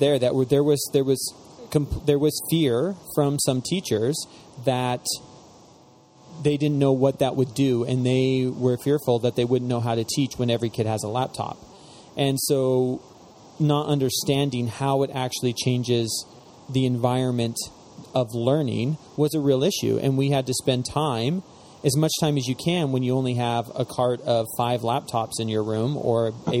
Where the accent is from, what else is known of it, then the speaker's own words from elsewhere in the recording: Spokane, Washington, United States; I'm from Spokane.